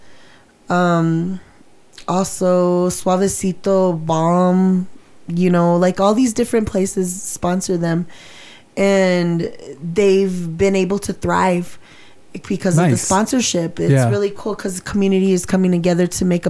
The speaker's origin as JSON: {"language": "English", "town": "Tucumcari", "region": "New Mexico", "country": "United States", "said": "we're from Little Tucumcari"}